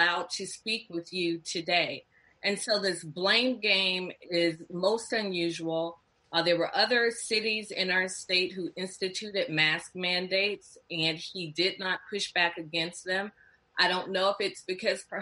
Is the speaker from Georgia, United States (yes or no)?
yes; Atlanta, Georgia, United States; growing up in Atlanta